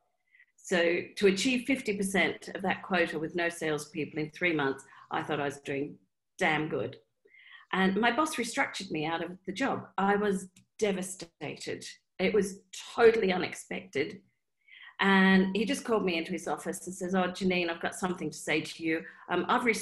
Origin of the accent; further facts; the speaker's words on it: Australia; I'm Australian